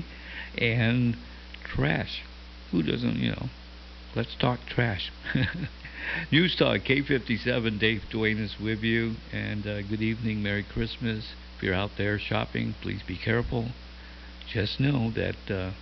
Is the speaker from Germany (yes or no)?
no; Sinajana, Guam; now in Dededo, Guam; Originally from Sinahania, but that's way back in the 60s